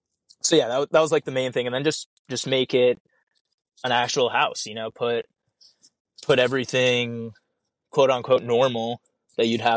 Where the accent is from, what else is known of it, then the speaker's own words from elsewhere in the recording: New York, United States; now in Alaska, United States; I'm from New York, where we get the wet snow too